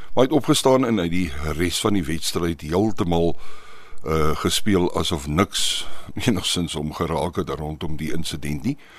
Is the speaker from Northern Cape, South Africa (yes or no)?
no; Pretoria, Gauteng, South Africa; moved away; also born or lived in Paarl; Ek is op Mamelodi gebore